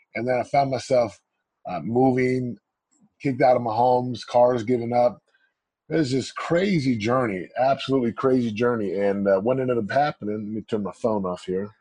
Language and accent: English; Missouri, United States; Missouri. My folks are from the islands of Samoa